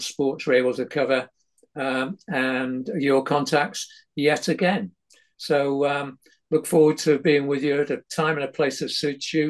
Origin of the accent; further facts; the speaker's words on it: Manchester, North West England, United Kingdom; also born or lived in Ashton-under-Lyne / Openshaw / Marple Bridge; I was born in Ashton-under-Lyne, but that was where the hospital was. But I lived in Openshaw for the first 9 years of my life. And then we moved out to South Manchester, a place called Marple Bridge